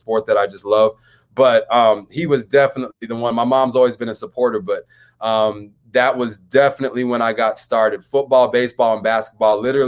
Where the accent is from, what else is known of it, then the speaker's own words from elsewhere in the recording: Denver, Colorado, United States; also born or lived in San Diego, California; I grew up in Green Valley